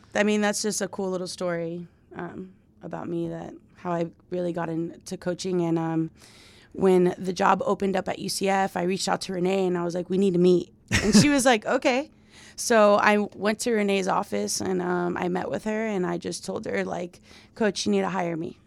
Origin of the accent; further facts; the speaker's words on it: Miami, Florida, United States; moved away; I'm from Miami, Florida